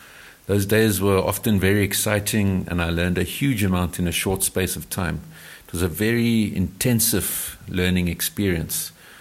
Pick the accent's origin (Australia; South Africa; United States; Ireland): South Africa; like most white South Africans. And I realized that I knew precious little about my home country.